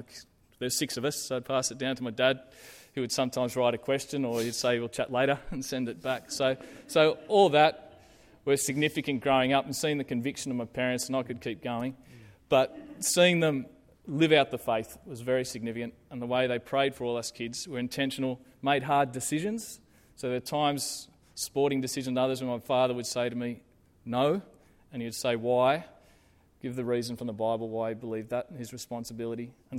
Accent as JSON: {"language": "English", "country": "South Africa", "tie": "born or raised there", "said": "So before I was born, they jumped on a ship from Victoria and headed over to South Africa. And so I grew up in South Africa."}